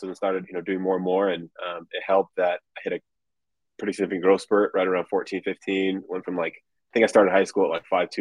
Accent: Southern California, United States; growing up in California

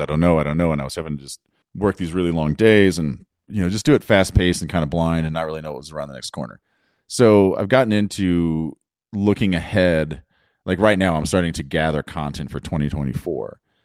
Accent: Carbondale, Illinois, United States; I grew up in Southern Illinois, outside Carbondale, Illinois.

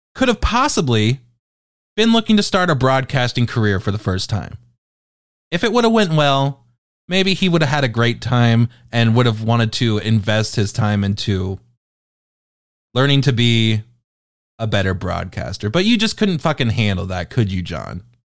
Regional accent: United Kingdom; I am British

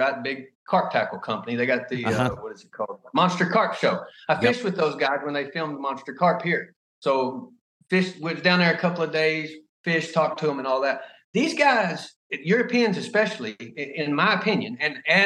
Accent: United States; I'm American

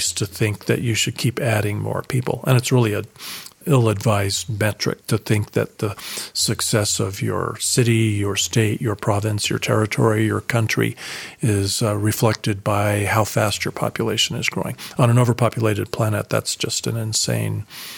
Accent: Colorado Springs, Colorado, United States; also born or lived in Dallas, Texas; moved back to my hometown of Colorado Springs, Colorado

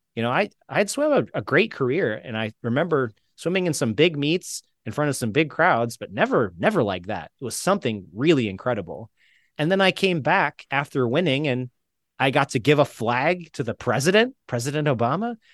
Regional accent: St. Petersburg, Florida, United States; moved away; in Tampa, which is near where I grew up in Saint Pete

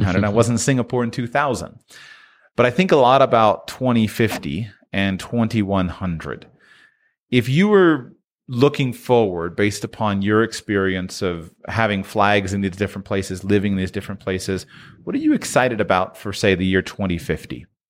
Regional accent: Jupiter, Florida, United States; moved away as an adult; I'm from South Florida, right? Jupiter, Florida

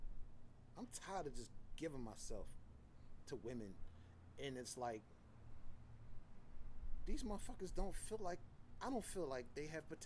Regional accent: Philadelphia, Pennsylvania, United States; I'm from Philly, so I lived behind a fucking art museum.

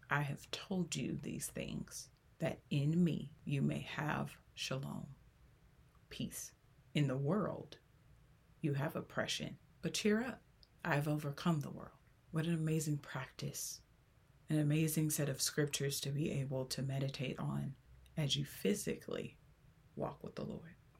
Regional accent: Los Angeles, California, United States; born or raised there

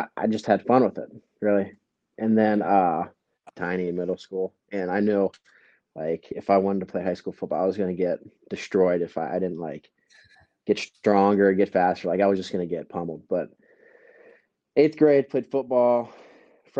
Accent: Cambridge, Ohio, United States; my hometown

